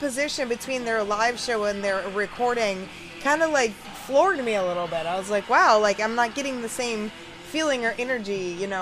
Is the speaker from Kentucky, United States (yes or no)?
yes; Louisville, Kentucky, United States; here in my hometown of Louisville, Kentucky